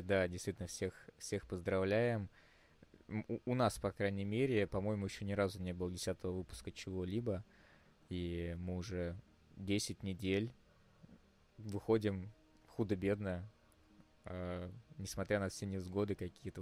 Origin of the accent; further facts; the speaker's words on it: Moscow, Russia; мы из Москвы